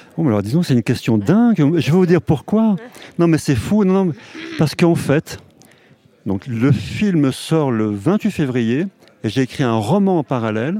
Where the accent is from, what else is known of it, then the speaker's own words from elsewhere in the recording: Haute-Savoie, Auvergne-Rhône-Alpes, France; also born or lived in Paris; je suis né en Haute-Savoie et je vis dans la montagne